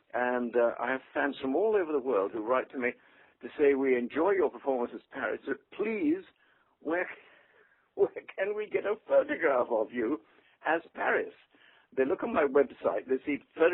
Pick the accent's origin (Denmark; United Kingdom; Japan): United Kingdom; England; moved away as an adult; also born or lived in London, United Kingdom / New York, United States; now in Palm Beach, United States; I'm English